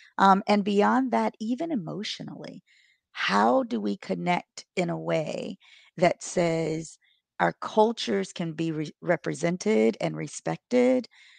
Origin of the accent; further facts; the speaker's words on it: Buffalo, New York, United States; also born or lived in Maryland; now in Charleston, United States; I'm originally from Buffalo, New York via Maryland, and I now live in Charleston, South Carolina.